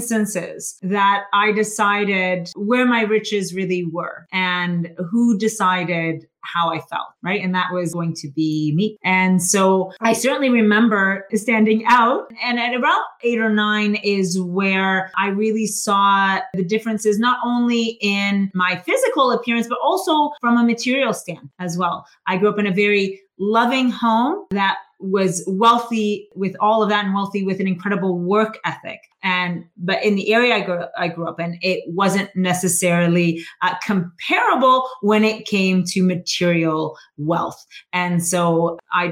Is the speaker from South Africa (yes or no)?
no; Canada; I grew up here in Canada